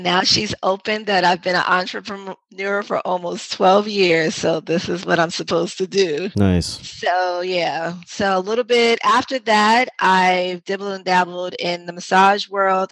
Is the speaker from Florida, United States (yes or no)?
no; New York City, New York, United States; accent: New York; I'm originally from the Bronx. I'm a New York girl, born and raised, and so you might hear some of my New York accent come out